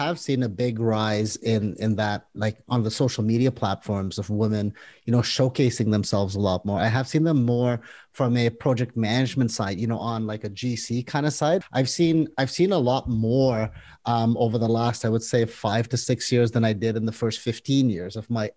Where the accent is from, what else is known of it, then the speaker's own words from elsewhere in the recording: India; now in Canada; I was born in India